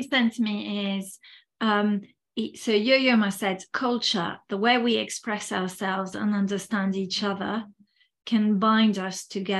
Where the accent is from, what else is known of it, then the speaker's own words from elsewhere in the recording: France; first language French; English is a second language; moved away as an adult; also born or lived in Spain; now in United Kingdom; I come from a Western society, in fact, from two societies, because I grew up in France. I'm originally from France. And then I moved to the UK. I lived a bit in Spain as well. So, you know, very European, Westernized societies.